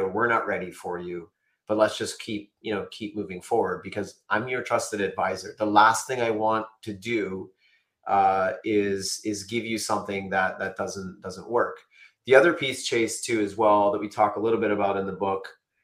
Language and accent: English; Canada; I'm Canadian